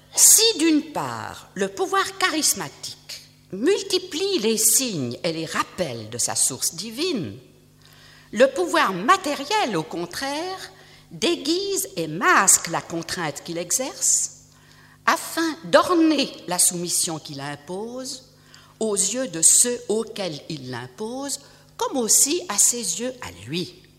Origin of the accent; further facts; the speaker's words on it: Switzerland; je suis suisse et que je vis en Suisse